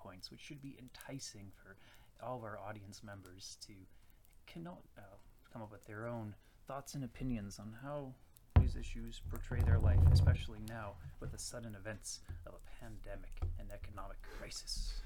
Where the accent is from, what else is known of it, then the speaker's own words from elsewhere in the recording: Virginia, United States; moved away as an adult; now in Saskatoon, Canada; I am from Virginia, USA. I moved here in uh, August 2015